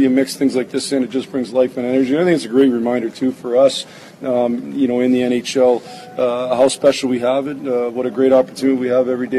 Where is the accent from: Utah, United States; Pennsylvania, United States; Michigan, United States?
Michigan, United States; Sault Ste. Marie; I grew up in the Sioux, and I know what it would have meant to me as a young guy growing up in a Red Wing fan.